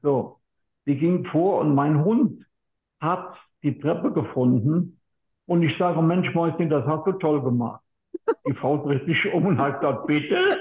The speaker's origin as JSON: {"language": "German", "town": "Lahnstein", "region": "Rhineland-Palatinate", "country": "Germany", "said": "Ich komme aus Lahnstein, das liegt in Rheinland-Pfalz."}